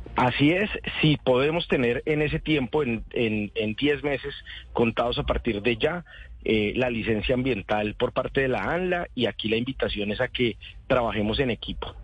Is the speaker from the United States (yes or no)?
no; Mosquera, Cundinamarca, Colombia; Yo soy de Mosquera